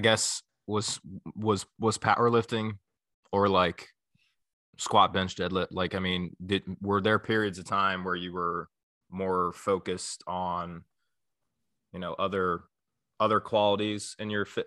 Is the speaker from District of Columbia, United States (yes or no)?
no; northern Kentucky, United States; I'm from the Midwest. I'm from, like, northern Kentucky, like, close to Cincinnati